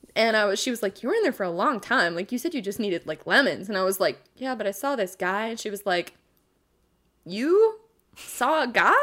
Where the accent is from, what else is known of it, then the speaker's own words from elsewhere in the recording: Eugene, Oregon, United States; I was raised in Eugene, Oregon